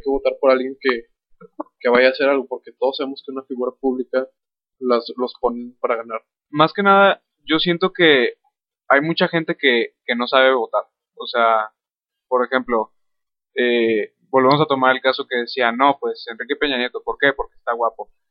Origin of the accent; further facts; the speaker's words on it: Mexico; also born or lived in Torreón, Coahuila; como cultura, mexicana